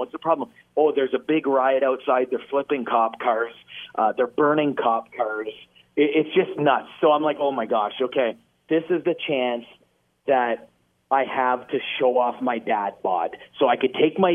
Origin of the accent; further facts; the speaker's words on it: Ottawa, Ontario, Canada; I'm from Ottawa